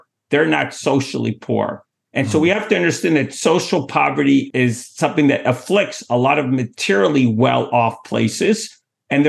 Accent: New York City, New York, United States; I'm from Manhattan

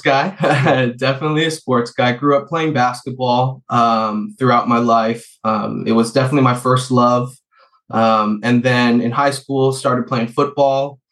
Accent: San Francisco, California, United States; i was born and raised in the beautiful city of san francisco uh very luckily uh grew up out by the beach ocean beach

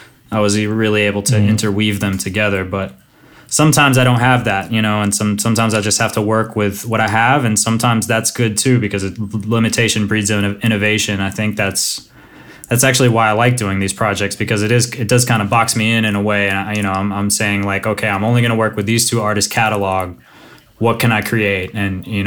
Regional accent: Nashville, Tennessee, United States; moved away as an adult; now in Croatia; I grew up in Nashville, Tennessee, Music City, USA

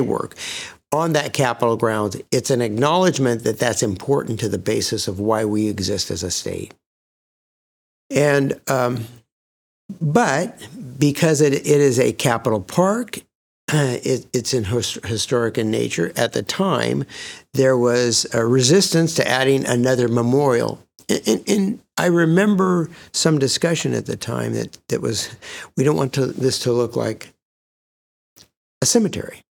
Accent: Sacramento, California, United States; I was born and raised in Sacramento

